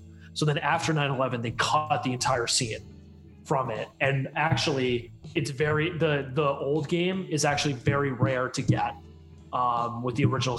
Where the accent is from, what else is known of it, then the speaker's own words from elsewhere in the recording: Marlboro, New Jersey, United States; moved away as an adult; also born or lived in Ithaca, New York; is actually from my hometown. She went to my elementary school and she went to my high school.